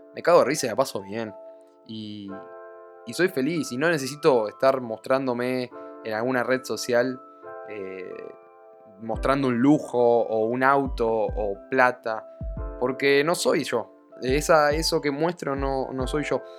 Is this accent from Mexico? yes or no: no; Argentina; now in Spain; yo hoy en día estoy viviendo en España, soy de Argentina, pero estoy viviendo en España